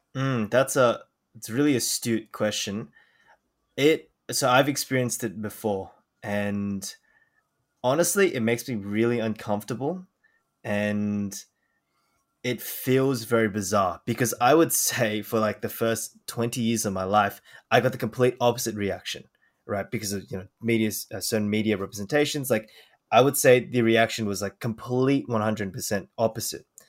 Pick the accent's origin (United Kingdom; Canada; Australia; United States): Australia; I was born in Australia